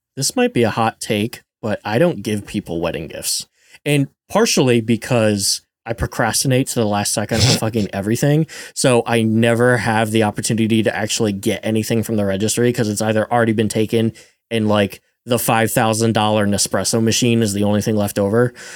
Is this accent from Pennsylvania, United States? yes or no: yes; rural Pennsylvania, United States; I'm from Pennsylvania, rural Pennsylvania, where the fire hall wedding is a thing